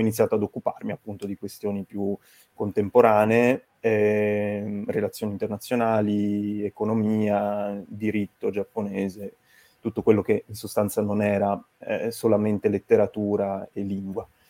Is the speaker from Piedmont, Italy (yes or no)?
yes; Turin, Piedmont, Italy; also born or lived in Venice; io sono appunto originario di Torino